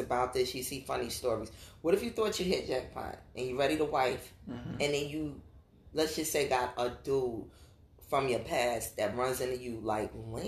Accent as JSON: {"language": "English", "town": "New York City", "region": "New York", "country": "United States", "tie": "born or raised there", "said": "I grew up in New York City"}